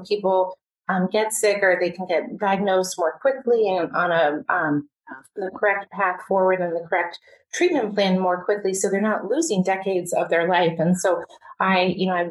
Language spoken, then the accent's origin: English; Virginia, United States; now in Seattle, United States; I grew up in Virginia outside of Washington, D.C.